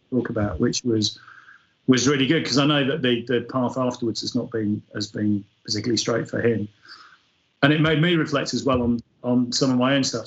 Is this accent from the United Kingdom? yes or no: yes; Yorkshire and the Humber, United Kingdom; I'm, I'm a Yorkshireman